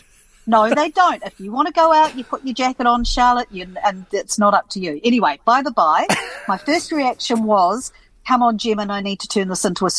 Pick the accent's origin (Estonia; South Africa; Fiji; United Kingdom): Fiji; Suva, Central Division; Yeah, I grew up in Suva in Fiji, so we go back a fair bit.